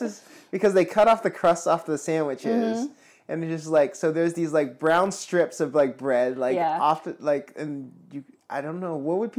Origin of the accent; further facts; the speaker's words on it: the East Side, Washington, United States; and I'm from the East Side as well.